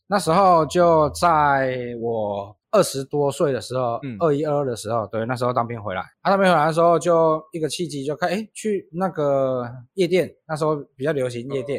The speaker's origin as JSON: {"language": "Chinese", "country": "Taiwan", "also_born_or_lived": "Japan", "said": "毕竟我台湾人"}